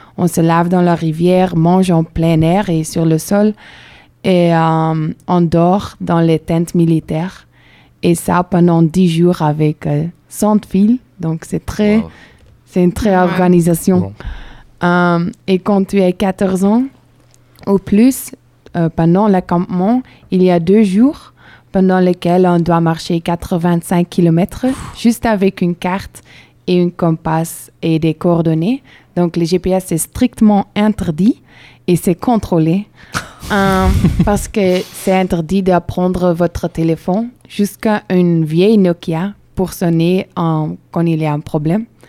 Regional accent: Belgium; French is a second language; moved away as an adult; now in Bordeaux, France; je viens de Belgique

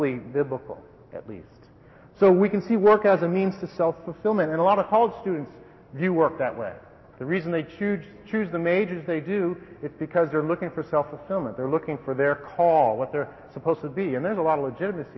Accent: Wellesley, Massachusetts, United States; I came from a fairly affluent family in a fairly affluent town, Andover version down west of Boston, Wellesley. Don't snicker and sneer, please, but that's my hometown.

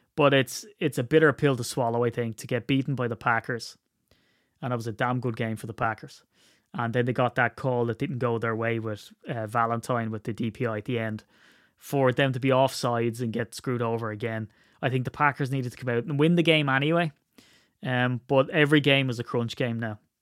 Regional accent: Ireland; I'm Irish

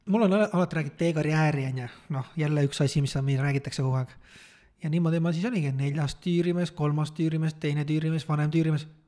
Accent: Saare County, Estonia; ma olen Saaremaalt pärit

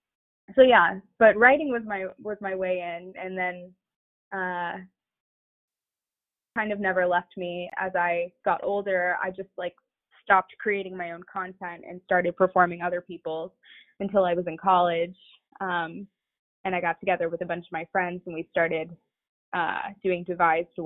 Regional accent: Atlanta, Georgia, United States; So I grew up sort of between Atlanta and many suburbs. My parents were divorced. I was born in Atlanta

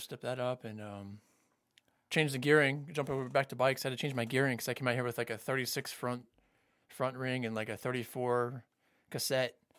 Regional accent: Fort Lauderdale, Florida, United States; moved away as an adult; also born or lived in Miami, Florida / Jacksonville, Florida; now in Orange County, California, United States; I grew up in Fort Lauderdale

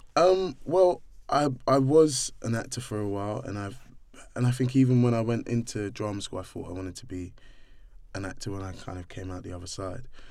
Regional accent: London, United Kingdom; also born or lived in Streatham; I grew up in Brixton

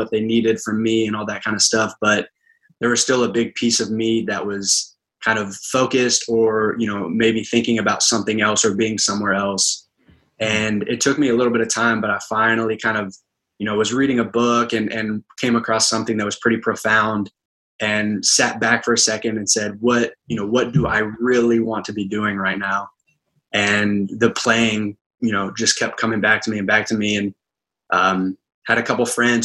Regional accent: Manhattan, Kansas, United States; moved away as an adult; now in Rouen, France; I'm from Manhattan, Kansas, so that's where Kansas State University

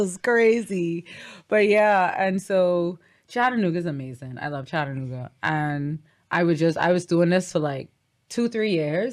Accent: Bahamas; Ain't nothing like my sweet Bahama land

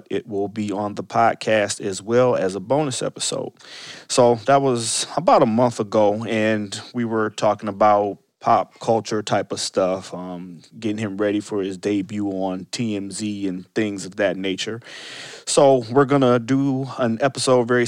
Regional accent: Cleveland, Ohio, United States; we're both from Cleveland

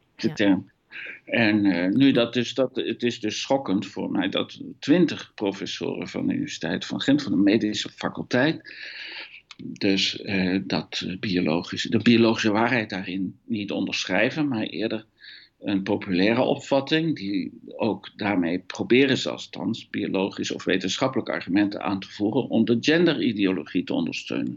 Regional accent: Netherlands; accent: Hollands; moved away as an adult; also born or lived in Eindhoven; now in Belgium; ik een Hollands accent heb om te beginnen. Dat komt omdat ik Nederlander ben

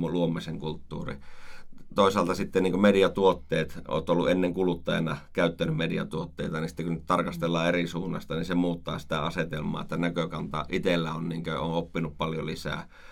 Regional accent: Oulu, North Ostrobothnia, Finland; also born or lived in Rovaniemi; now in Oulu, Finland; Olen syntynyt Oulussa, joo, kyllä. Eli sieltä kotoisin.

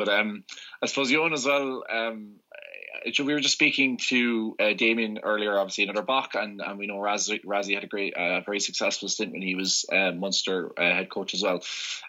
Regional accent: South Africa; I suppose I'd be more as a South African, sorry, Ewan. I'd just be more as kind of a South African generally as opposed to Springbok team specific.

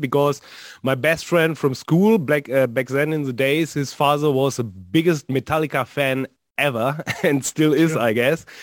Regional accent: North Rhine-Westphalia, Germany; And here in uh, in Dortmund, which is a city also here in NRW

